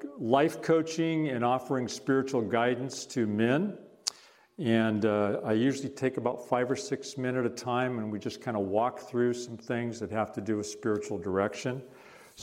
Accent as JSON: {"language": "English", "town": "Bainbridge Island", "region": "Washington", "country": "United States", "tie": "born or raised there", "also_born_or_lived": "Bellevue, Washington / Hackensack, New Jersey / Netherlands", "moved": "as an adult", "lives_now": "Quilcene, United States", "said": "I grew up on Bainbridge Island, primarily"}